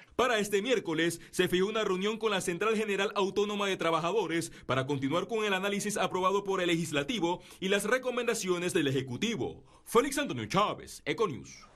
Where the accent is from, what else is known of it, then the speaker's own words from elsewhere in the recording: Panama; Yo soy panameño, yo nací en Panamá, me puedo hablar hasta mis bisniet, mis abuelos son panameños